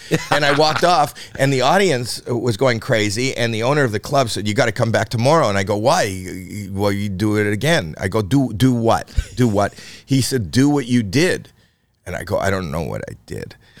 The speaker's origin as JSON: {"language": "English", "country": "Canada", "said": "I'm Canadian"}